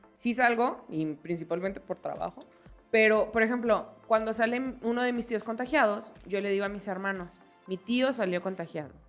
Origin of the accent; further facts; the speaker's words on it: Jalisco, Mexico; nosotras somos de Jalisco, somos quillitas.